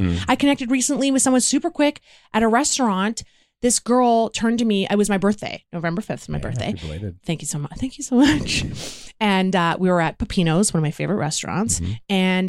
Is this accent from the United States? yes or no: no; United Kingdom; Because I'm British.